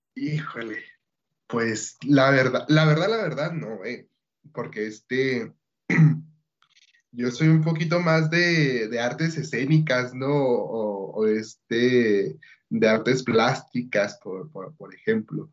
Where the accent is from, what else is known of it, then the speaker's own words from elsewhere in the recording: Bachíniva, Chihuahua, Mexico; also born or lived in Ciudad Juárez; Yo soy de una comunidad rural, soy del municipio de Bachíniva, de la comunidad El Porvenir